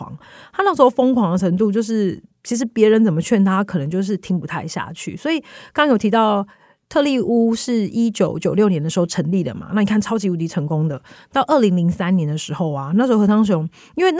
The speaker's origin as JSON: {"language": "Chinese", "country": "Taiwan", "said": "我们台湾人的想法会是，我要买家具，我要买一些居家用品的时候"}